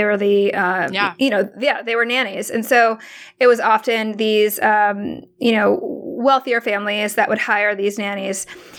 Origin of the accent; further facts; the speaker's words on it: Hong Kong; born there; so my mom's from the Philippines and I was born in Hong Kong.